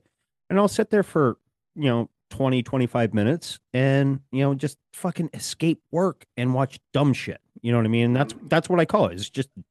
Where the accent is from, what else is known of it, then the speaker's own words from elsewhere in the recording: Rocky Mountains, United States; moved away; I'm originally from the Rocky Mountains